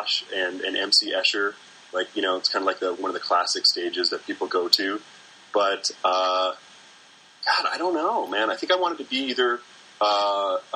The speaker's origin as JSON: {"language": "English", "region": "North Midwest", "country": "United States", "said": "I do identify with being a North Midwesterner"}